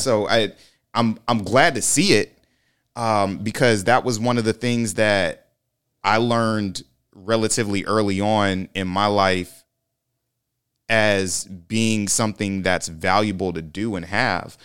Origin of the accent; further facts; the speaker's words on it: Lake City, Florida, United States; moved away; go back to Lake City, Florida.